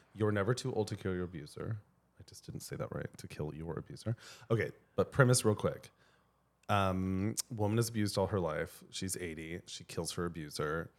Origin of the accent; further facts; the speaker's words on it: Colorado, United States; I grew up in Colorado